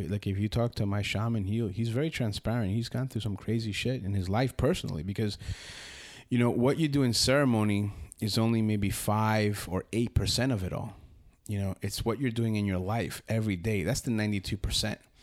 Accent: Union City, New Jersey, United States; moved away as an adult; now in Costa Rica; I grew up, uh, in Union City, New Jersey, right next to the River Hudson

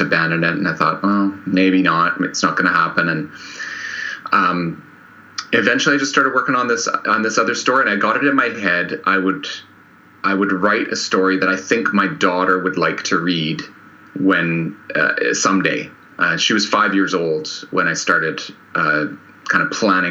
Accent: Canada; I'm Canadian

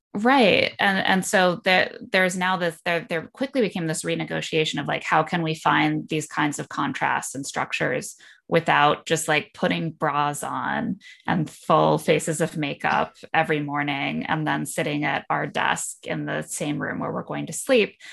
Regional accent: Indiana, United States; grew up in Indiana

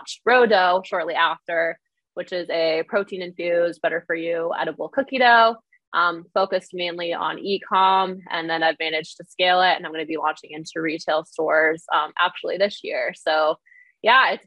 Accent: Ontario, Canada; I'm from Ontario, Canada

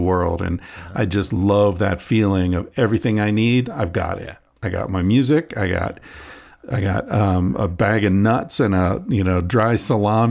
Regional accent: Pennsylvania, United States; I grew up in Pennsylvania.

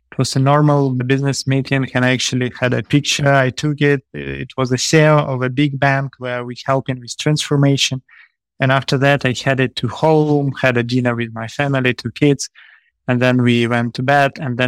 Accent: Kyiv, Ukraine; also born or lived in Kupiansk, Ukraine; I'm from Kyiv. It's the capital of Ukraine.

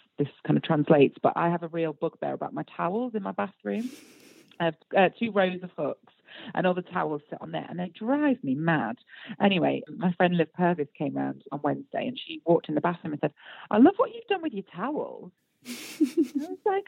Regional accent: United Kingdom; we're British

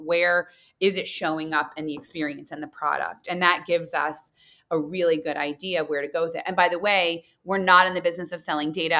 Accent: Muncie, Indiana, United States; moved away as an adult; also born or lived in New York City; I'm a girl from Muncie, Indiana

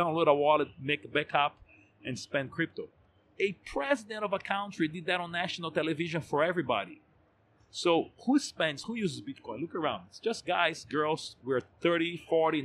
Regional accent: Brazil; I'm from Brazil, I'm in Brazil, I work in Brazil, I pay my tax in Brazil

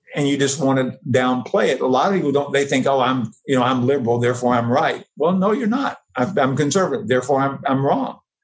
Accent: the South, United States; now in San Francisco, United States; I am from the South

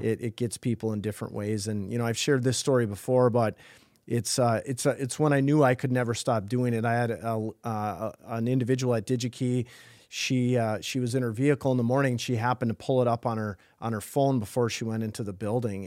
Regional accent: Thief River Falls, Minnesota, United States; I grew up in, in Thief River Falls

